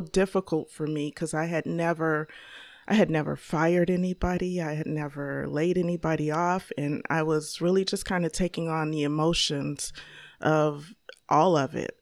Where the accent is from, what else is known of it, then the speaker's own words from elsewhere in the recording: Chicago, Illinois, United States; I grew up here, uh, born and raised in Chicago, Illinois